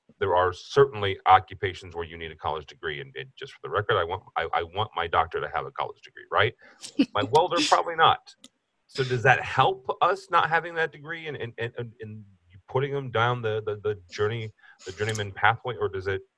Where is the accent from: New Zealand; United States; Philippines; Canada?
United States; St. Louis, Missouri; You know, I'm from St. Louis. The St. Louis Cardinals are here.